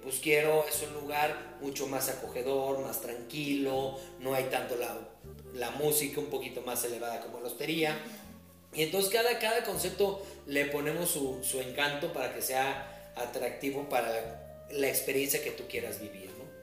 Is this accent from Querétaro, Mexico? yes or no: yes; Querétaro, Mexico; also born or lived in Mexico City; nací en la Ciudad de México, pero llevo prácticamente toda mi vida viviendo aquí en Querétaro. Yo llegué de un año